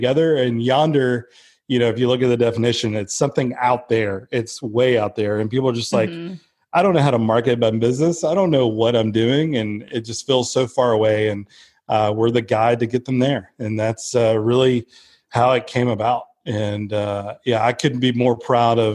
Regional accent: Blue Ridge, Georgia, United States; moved away as an adult; I'm from Blue Ridge, Georgia, which is the mountains of Georgia, and grew up there most of my life

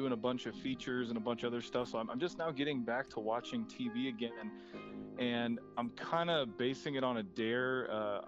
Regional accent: Southern Indiana, United States; moved away as an adult; also born or lived in Fargo, North Dakota; now in North Dakota, United States; I'm originally from Southern Indiana

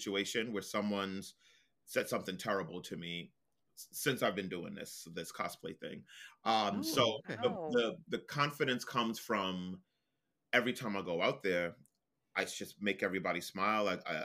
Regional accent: New York City, New York, United States; I am a New Yorker, from Brooklyn, born and raised

